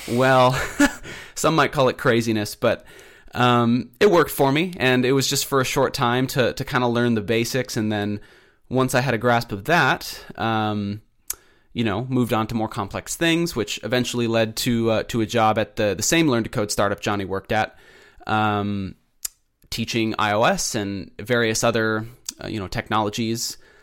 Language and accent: English; Pacific Northwest, United States; also born or lived in Keizer, Oregon; I'm from the Pacific Northwest. I live in Kaiser, Oregon.